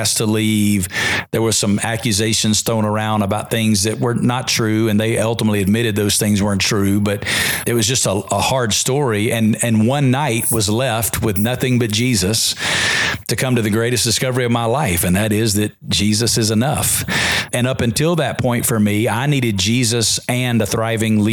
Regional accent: Alabama, United States; moved away as an adult; now in Las Vegas, United States; because I'm from Alabama.

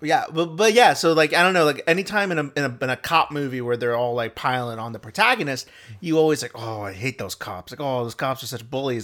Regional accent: the South, United States; moved away; back home in, in the South

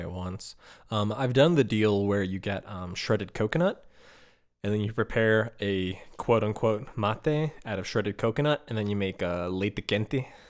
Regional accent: Chicago, Illinois, United States; growing up in Chicago

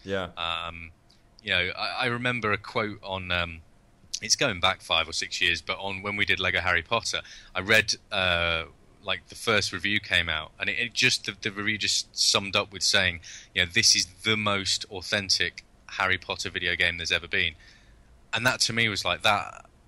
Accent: United Kingdom; being British

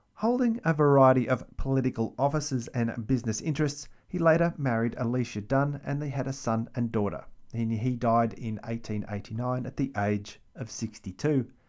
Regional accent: Melbourne, Victoria, Australia; the capital city of Melbourne, my hometown

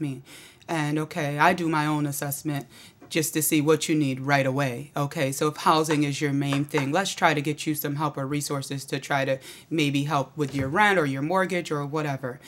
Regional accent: Auburn, New York, United States; moved away as an adult; now in Syracuse, United States; I grew up in Auburn

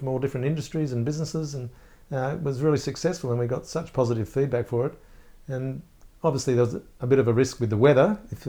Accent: Melbourne, Victoria, Australia; I'm from Melbourne, I want to see a bit of Sydney.

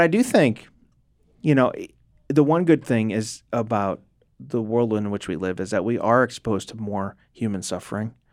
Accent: United States; American Christians

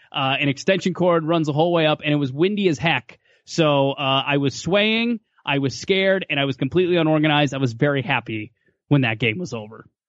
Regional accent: Western Minnesota, United States; moved away; also born or lived in Fargo, North Dakota; I'm from Western Minnesota originally, so I'm kinda close to home.

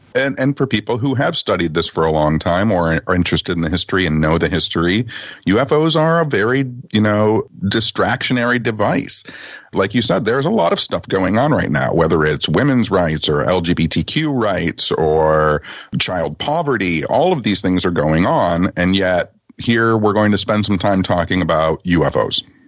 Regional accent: Detroit, Michigan, United States; I was a punk rock kid living on the outskirts of Detroit

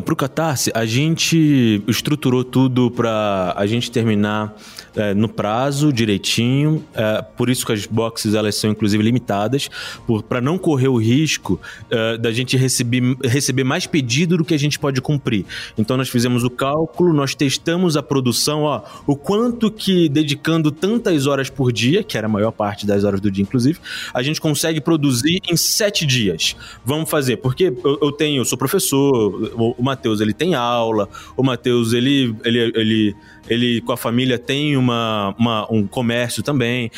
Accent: Rio de Janeiro, Brazil; also born or lived in São João de Meriti; now in Botucatu, Brazil; eu nasci na Pavuna

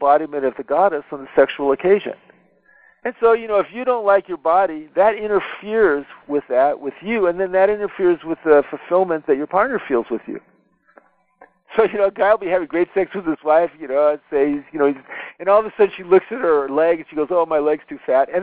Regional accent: United States; I'm an American

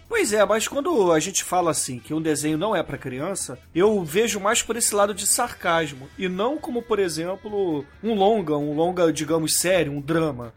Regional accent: Brazil; Principalmente na nossa infância aqui no Brasil

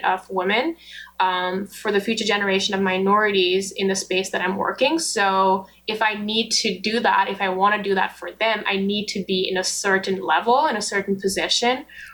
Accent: Nepal; also born or lived in United States; now in Canada; I was born in Nepal. So I moved to the U.S. With my Nepali passport

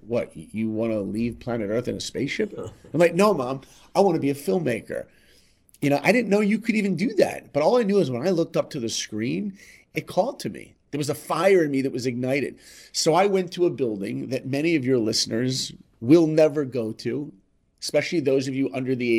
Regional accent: New York, United States; I grew up in New York

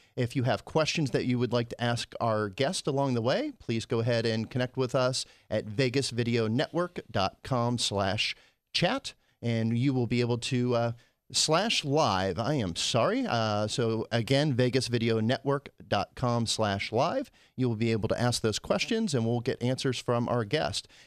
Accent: Pennsylvania, United States; I grew up in Pennsylvania

